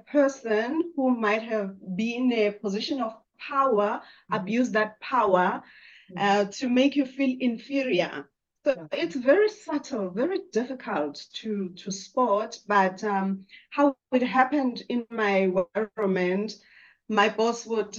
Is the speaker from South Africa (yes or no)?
yes; South Africa; I grew up in South Africa